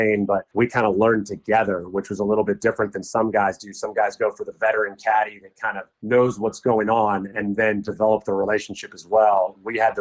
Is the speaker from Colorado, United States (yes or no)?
no; Murrieta, California, United States; we're from the Marietta area, Marietta. Which is about 40 minutes from Empire Lakes